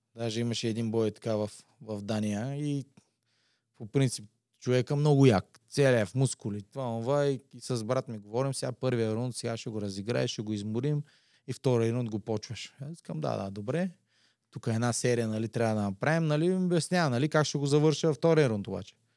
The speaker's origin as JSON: {"language": "Bulgarian", "town": "Slivo Pole", "region": "Ruse Province", "country": "Bulgaria", "said": "аз идвам от Слиополе"}